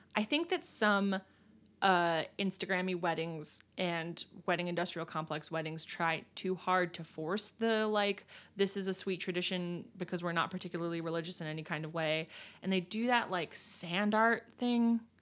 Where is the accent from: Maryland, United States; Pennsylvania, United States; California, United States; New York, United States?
Pennsylvania, United States; now in Illinois, United States; my home state, Pennsylvania